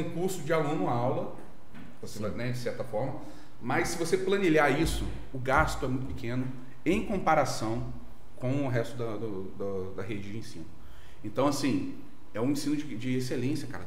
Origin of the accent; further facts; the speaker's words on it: Volta Redonda, Rio de Janeiro, Brazil; Eu nascido e criado em, Volta Redonda